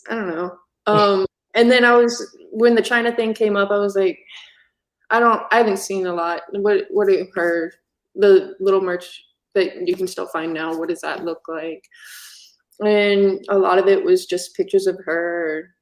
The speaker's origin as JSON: {"language": "English", "region": "Virginia", "country": "United States", "tie": "born or raised there", "said": "I grew up in Virginia"}